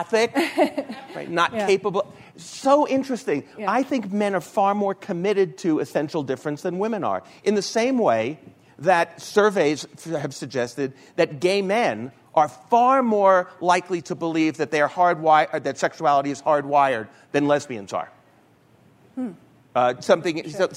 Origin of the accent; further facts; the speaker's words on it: New York, United States; I'm from New York